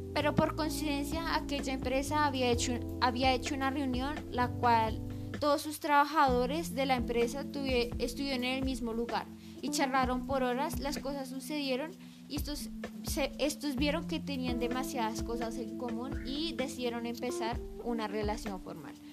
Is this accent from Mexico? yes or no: no; Garagoa, Boyacá, Colombia